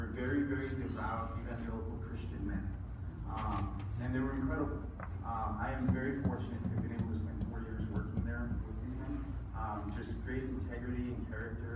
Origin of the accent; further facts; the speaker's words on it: Las Cruces, New Mexico, United States; first language English; I'm born and raised in Las Cruces, New Mexico. I've been here my whole life.